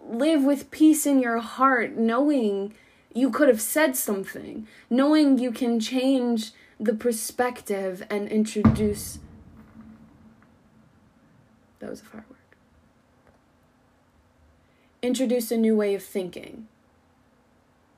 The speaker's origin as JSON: {"language": "English", "region": "Colorado", "country": "United States", "tie": "born or raised there", "moved": "yes", "said": "the people that I grew up with back in Colorado, my tight-knit little community"}